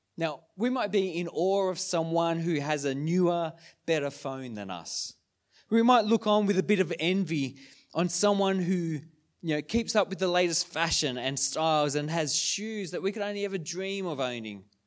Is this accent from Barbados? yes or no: no; Sydney, New South Wales, Australia; moved away as an adult; now in Wodonga, Australia; we're from Sydney.